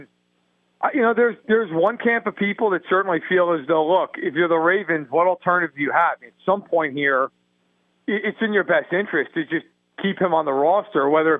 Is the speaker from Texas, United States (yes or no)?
no; New York, United States; I'll tell you this much. I'm from New York